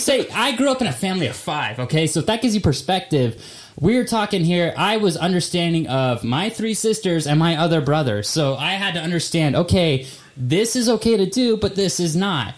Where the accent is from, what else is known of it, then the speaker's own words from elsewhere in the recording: Nampa, Idaho, United States; moved away as an adult; now in Utah, United States; I'm from Nampa, Idaho